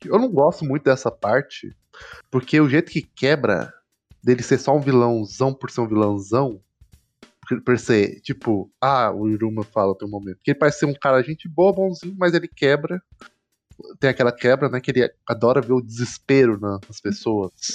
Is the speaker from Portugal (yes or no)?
no; Brazil; a gente é brasileiro